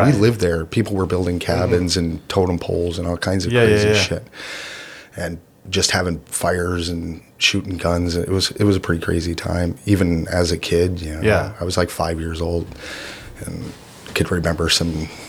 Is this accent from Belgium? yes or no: no; Homestead, Florida, United States; And I grew up in South Florida in the Everglades.